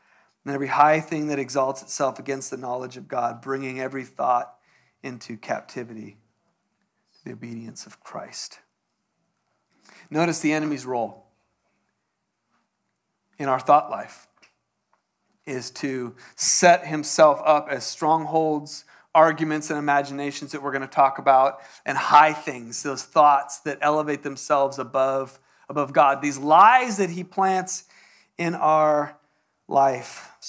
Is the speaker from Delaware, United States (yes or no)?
no; San Diego, California, United States; now in Texas, United States; Even though it's Texas, I'm from San Diego, so didn't have a gun.